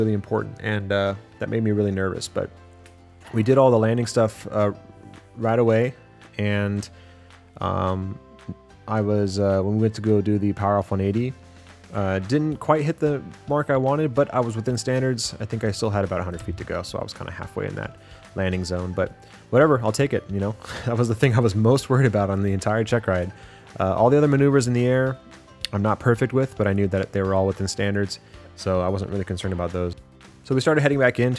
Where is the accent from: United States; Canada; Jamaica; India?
United States; San Diego, California; moved away as an adult; now in Bakersfield, United States; I'm from San Diego